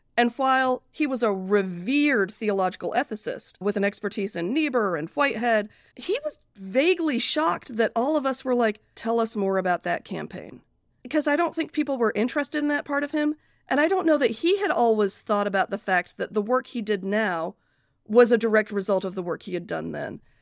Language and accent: English; Akron, Ohio, United States; also born or lived in Britain; I grew up mostly in Akron, Ohio